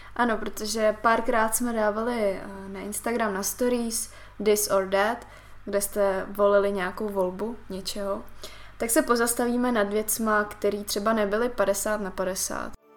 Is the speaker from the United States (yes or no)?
no; Siberia, Russia; moved away; jsem se narodila na Sibiři